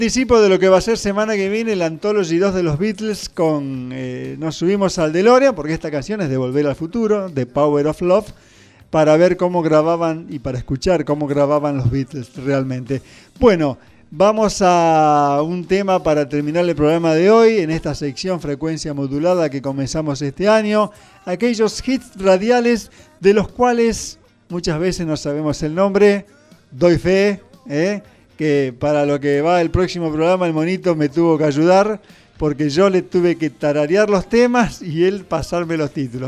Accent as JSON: {"language": "Spanish", "town": "Rafaela", "region": "Santa Fe", "country": "Argentina", "tie": "born or raised there", "said": "acá en Santa Fe, a 40 kilómetros de Rafaela, mi pueblo natal"}